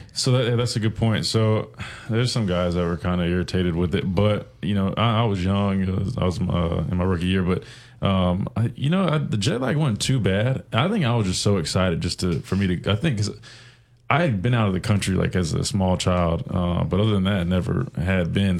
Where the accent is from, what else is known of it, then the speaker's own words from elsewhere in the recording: South Carolina, United States; I'm from South Carolina.